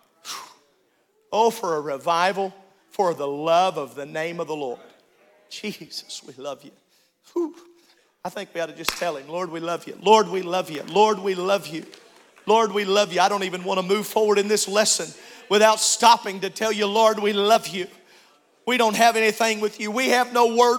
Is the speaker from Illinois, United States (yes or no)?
yes; Illinois, United States; I grew up in Illinois